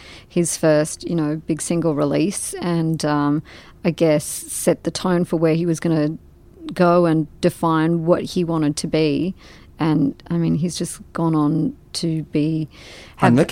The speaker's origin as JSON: {"language": "English", "country": "Australia", "also_born_or_lived": "London", "moved": "as an adult", "said": "I'm from Australia"}